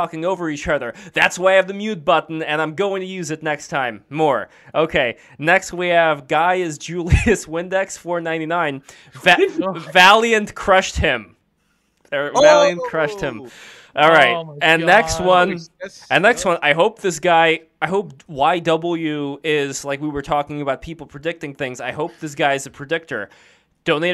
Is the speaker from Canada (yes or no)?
no; Saint Petersburg, Russia; accent: Russian; moved away; I'm from St. Petersburg